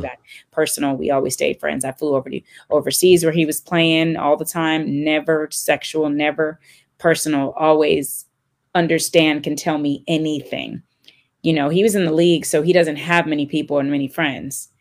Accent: California, United States; moved away; I'm from California

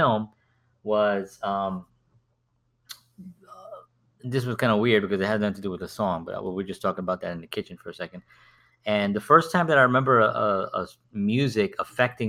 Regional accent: New York City, New York, United States; growing up, I grew up in the South Bronx

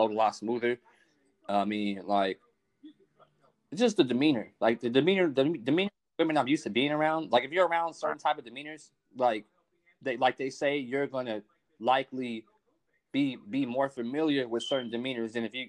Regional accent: Los Angeles, California, United States; I'm a kid, I'm a cat from South Central

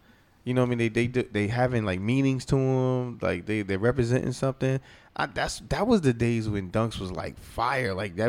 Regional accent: Paterson, New Jersey, United States; I'm coming from Patterson.

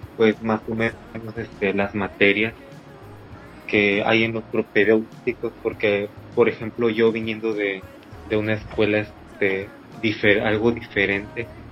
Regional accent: Agua Dulce, Veracruz, Mexico; moved away as an adult; now in Ciudad del Carmen, Mexico; Soy de Agua Dulce, Veracruz.

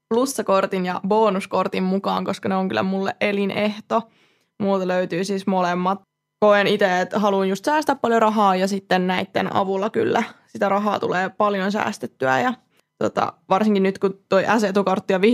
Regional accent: Vaasa, Ostrobothnia, Finland; Minä tulen Vaasasta ja kerron.

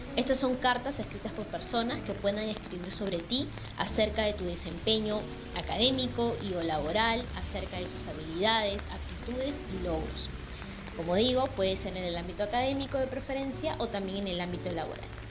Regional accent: Lima, Peru; moved away as an adult; now in Manchester, United Kingdom; Nací en Lima y ahora vivo aquí, en la ciudad de Manchester, en el Reino Unido

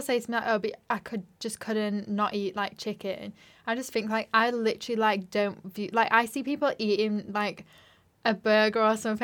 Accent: Yorkshire and the Humber, United Kingdom; moved away as an adult; now in London, United Kingdom; I'm from West Yorkshire, but now I live in London

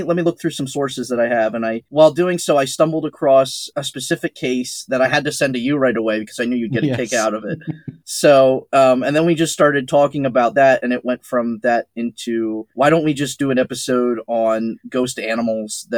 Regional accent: Pennsylvania, United States; my home state

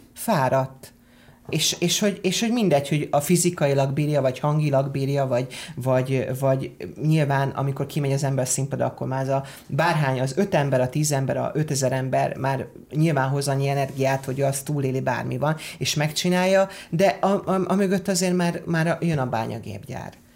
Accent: Hungary; moved away as an adult; also born or lived in England; én azért jöttem haza, mert én azt gondolom, hogy én magyar ember vagyok

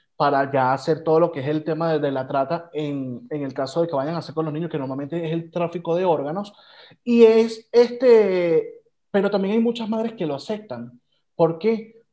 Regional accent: Venezuela; como venezolanos

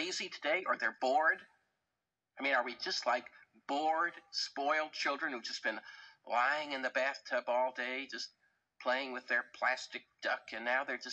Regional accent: New York, United States; I said, "New York."

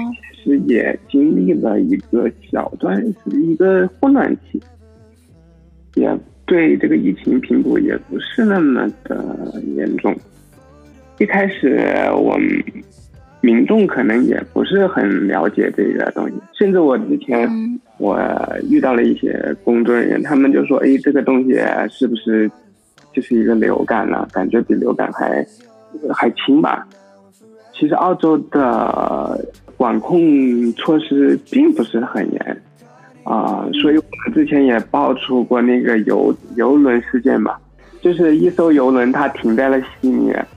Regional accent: Wuhan, Hubei, China; moved away as an adult; now in Australia; 因为我本身是武汉人嘛

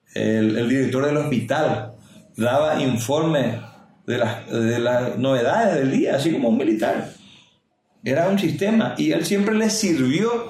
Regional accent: Salto del Guairá, Canindeyú, Paraguay; also born or lived in Itacurubí del Rosario, Paraguay; yo nací en Itacurubí de Rosario y vine a Salto en el 74 con 4 años de edad

